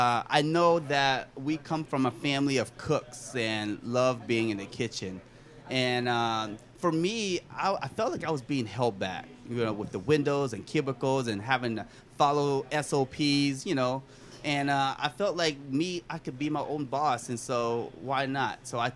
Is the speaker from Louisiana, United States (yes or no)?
yes; Louisiana, United States; We come from a family of eating spicy food, you know, being Cajun and all.